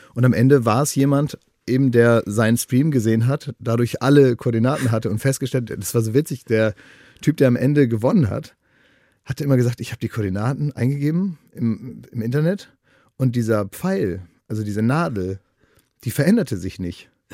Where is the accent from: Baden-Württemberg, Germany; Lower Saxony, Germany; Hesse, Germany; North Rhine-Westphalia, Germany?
Lower Saxony, Germany; Oldenburg; now in Berlin, Germany; in meiner Heimatstadt Oldenburg